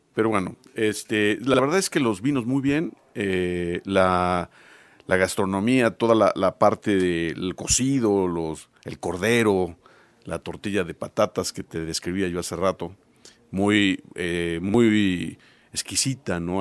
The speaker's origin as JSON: {"language": "Spanish", "region": "Puebla", "country": "Mexico", "said": "nosotros como poblanos"}